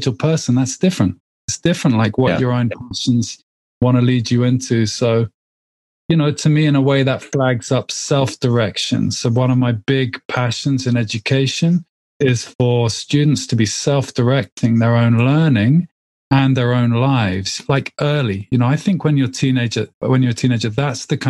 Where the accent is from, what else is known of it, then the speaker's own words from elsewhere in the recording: England, United Kingdom; I live in the UK. I'm English, obviously.